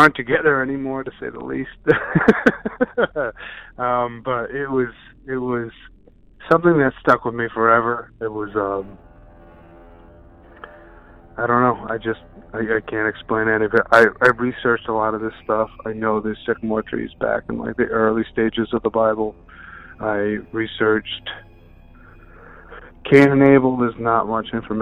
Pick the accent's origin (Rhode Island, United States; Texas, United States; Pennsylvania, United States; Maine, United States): Rhode Island, United States; I'm from Rhode Island.